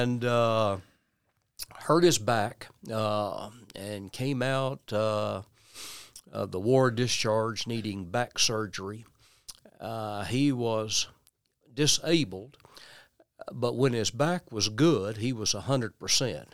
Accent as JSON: {"language": "English", "region": "West Tennessee", "country": "United States", "tie": "born or raised there", "also_born_or_lived": "Nashville, Tennessee / Memphis area", "said": "West Tennessee"}